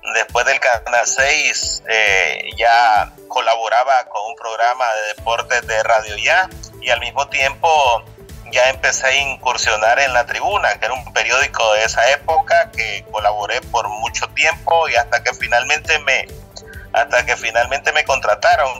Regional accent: Camoapa, Boaco, Nicaragua; Yo soy de Camuapa, en el departamento de Puaco

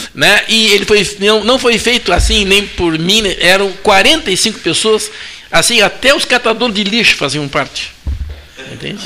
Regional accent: Pedro Osório, Rio Grande do Sul, Brazil; moved away; A cidade que eu nasci, né, ela foi feita no leito morto de um arroio

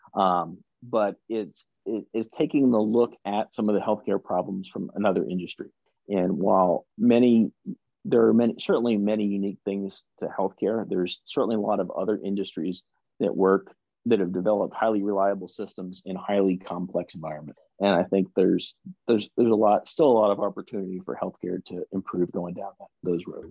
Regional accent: the South, United States; we're both from the South

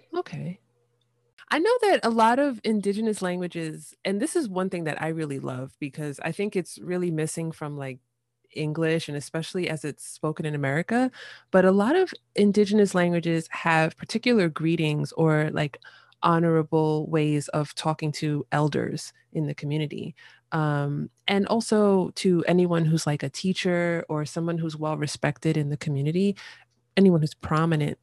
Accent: United States; as an American

